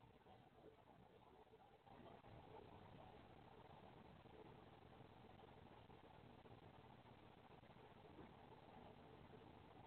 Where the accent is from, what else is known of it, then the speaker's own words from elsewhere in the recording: California, United States; I'm fine being the Californian.